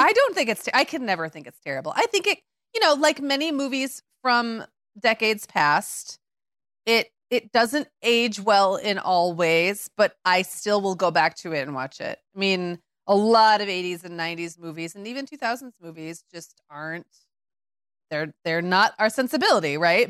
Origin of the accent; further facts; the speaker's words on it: Midwest, United States; as a Midwesterner